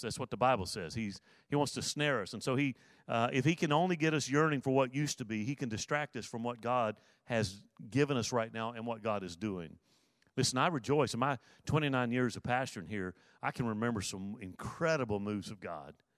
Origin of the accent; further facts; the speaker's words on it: Mobile, Alabama, United States; moved away; I was born in Mobile, Alabama, nineteen sixty-five